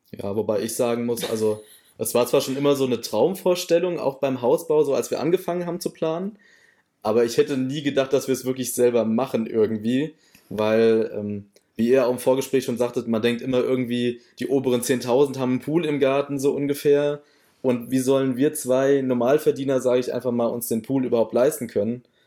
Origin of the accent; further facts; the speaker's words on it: near Offenbach, Hesse, Germany; moved away as an adult; also born or lived in Gießen region; now in Westerwald, Germany; ich komme eher aus der Nähe von Offenbach gebürtig tatsächlich und bin dann auch fürs Studium ähm, in unsere Region gezogen, also Region Gießen